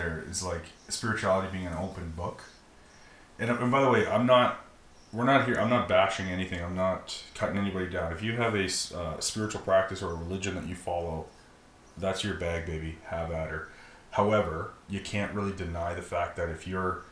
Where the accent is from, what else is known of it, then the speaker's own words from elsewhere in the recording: Alberta, Canada; I'm so happy to be Canadian. I'm categorized as a Canadian. But the only reason I'm a Canadian is because somebody said that I'm a Canadian, and because my parents had sex here, and this is where I was born.